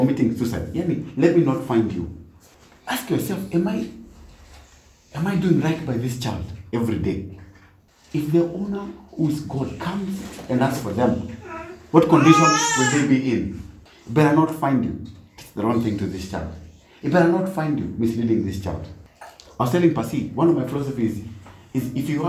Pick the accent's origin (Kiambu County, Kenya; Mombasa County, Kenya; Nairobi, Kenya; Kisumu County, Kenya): Nairobi, Kenya; I was brought up in Nairobi